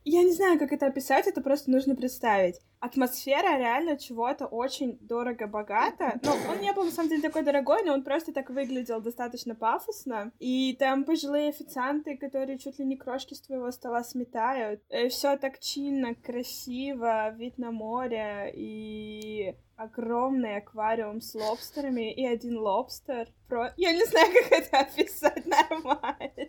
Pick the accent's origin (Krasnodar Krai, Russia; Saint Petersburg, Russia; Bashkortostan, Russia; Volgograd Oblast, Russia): Saint Petersburg, Russia; мы выросли в Петербурге